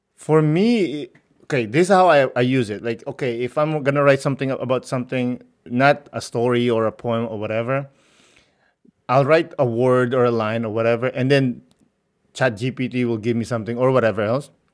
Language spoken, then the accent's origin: English; Philippines; growing up in the Philippines